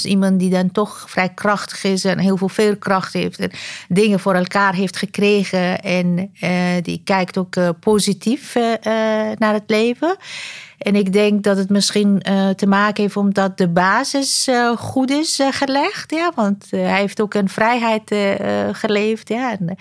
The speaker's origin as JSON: {"language": "Dutch", "country": "Afghanistan", "moved": "yes", "lives_now": "Netherlands", "said": "Ik kom oorspronkelijk uit Afghanistan"}